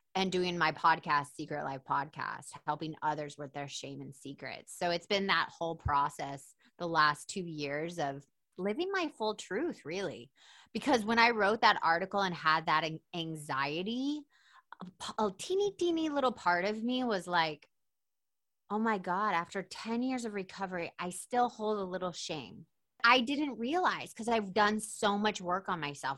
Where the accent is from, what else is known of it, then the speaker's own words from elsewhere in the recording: Atlanta, Georgia, United States; I'm from Atlanta